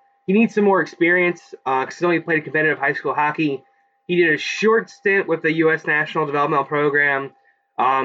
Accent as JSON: {"language": "English", "town": "Philadelphia", "region": "Pennsylvania", "country": "United States", "said": "I'm from Philadelphia, not from Boston"}